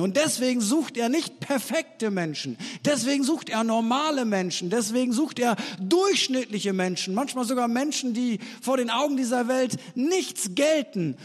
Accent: East Frisia, Lower Saxony, Germany; Wir Norddeutschen, ich bin ja eigentlich Ostfriese

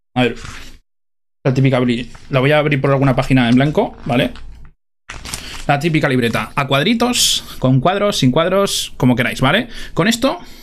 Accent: Spain; como somos españoles

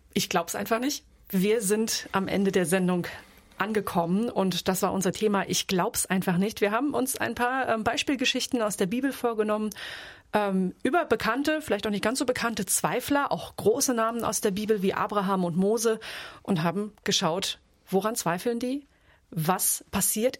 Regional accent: Offenbach am Main, Hesse, Germany; Ich komme aus Offenbach

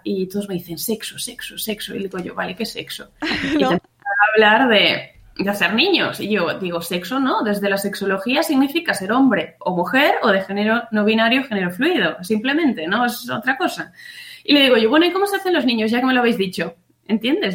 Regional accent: Pontevedra, Galicia, Spain; now in Burela, Spain; yo soy de Pontevedra, de un pueblecito que se llama Huevo, pero vivo en Burela, en la costa de Lugo

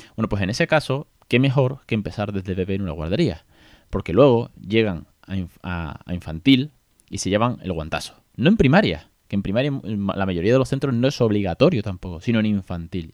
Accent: Spain; first language Spanish; yo soy nativo español

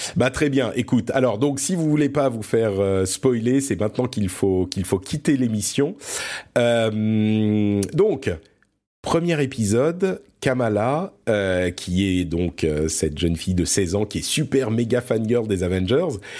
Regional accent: France; also born or lived in Lebanon; je suis né au Liban. Euh, et du coup, on a immigré en France quand j'étais tout petit

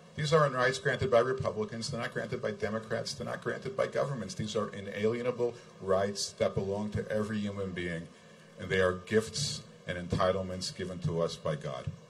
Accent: United States; moved away as an adult; now in Israel; I'm an American. I'm an American citizen

